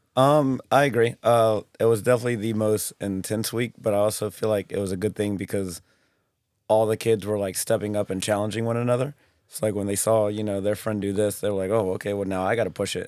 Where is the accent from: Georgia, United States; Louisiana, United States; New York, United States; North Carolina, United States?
Louisiana, United States; New Orleans; I am from New Orleans, Louisiana. Uh, born and raised there